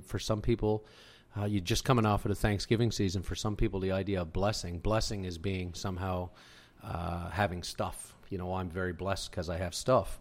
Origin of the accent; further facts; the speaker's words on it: Whiteway, Newfoundland and Labrador, Canada; moved away as an adult; also born or lived in Windsor, Ontario; now in London, Ontario, Canada; I am originally from Newfoundland. I'm, uh, from a, the beautiful community of White Way and Trinity Bay, just this little tiny spot.